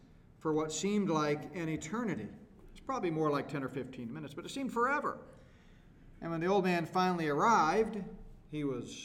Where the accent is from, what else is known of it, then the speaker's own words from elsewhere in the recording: Texas, United States; I grew up hunting, and we grew up in Texas